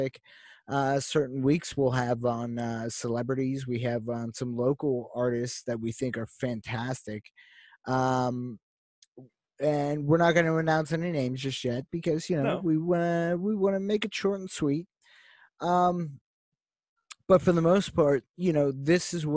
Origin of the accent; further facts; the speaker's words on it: Pittsburgh, Pennsylvania, United States; we're from Pittsburgh. We're from Pittsburgh, PA. We love our town